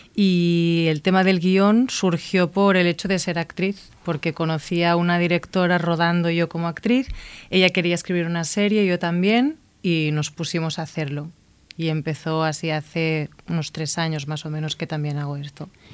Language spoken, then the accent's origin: Spanish; Igualada, Catalonia, Spain; moved away as an adult; also born or lived in Barcelona / New York; now in Madrid, Spain; yo soy de Igualada